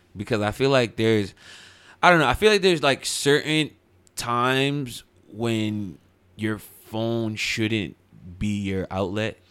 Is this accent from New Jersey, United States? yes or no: yes; Highland Park, New Jersey, United States; I'm originally from Highland Park